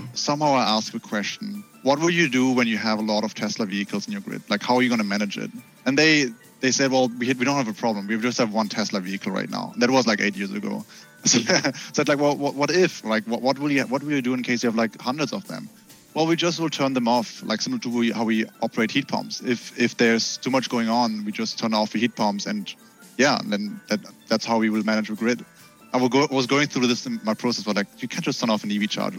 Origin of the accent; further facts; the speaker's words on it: Germany; I grew up in Germany, so we all we are super automotive country